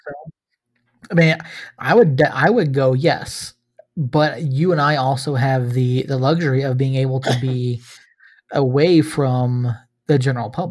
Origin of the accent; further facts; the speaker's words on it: Georgia, United States; moved away; I love my home state